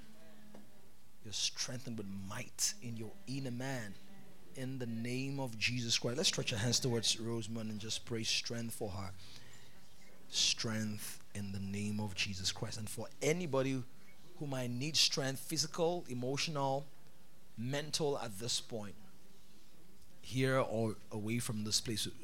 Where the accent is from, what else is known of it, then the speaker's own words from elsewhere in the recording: Benue, Nigeria; I'm from Benue State